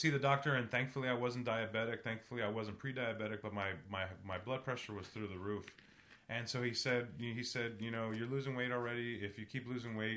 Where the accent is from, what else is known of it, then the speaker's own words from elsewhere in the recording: San Antonio, Texas, United States; growing up in San Antonio, Mexican American culture